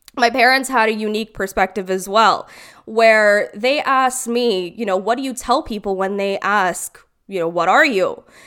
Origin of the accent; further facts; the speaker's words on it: Brampton, Ontario, Canada; also born or lived in Caledon; I actually grew up in Brampton, which is primarily Indian